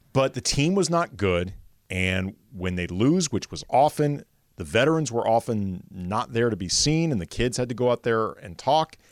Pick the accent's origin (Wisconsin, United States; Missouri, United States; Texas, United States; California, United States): Missouri, United States; St. Louis; moved away; I grew up in St. Louis